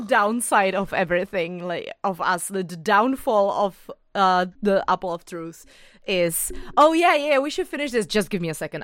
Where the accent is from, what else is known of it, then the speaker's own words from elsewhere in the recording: Bohemia, Czechia; English is a second language; I'm from Bohemia